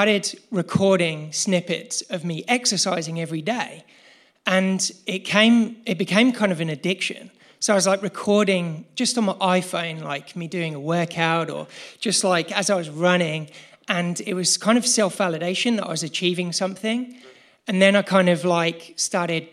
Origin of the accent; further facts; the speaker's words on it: England, United Kingdom; now in Australia; I'm originally from England, but I live now in Australia